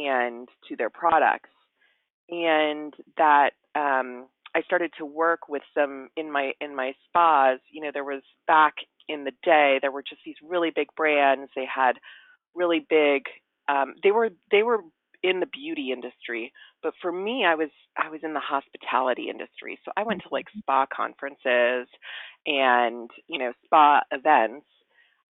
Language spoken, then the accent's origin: English; Hawaii, United States; I grew up in Hawaii in a very beautiful environment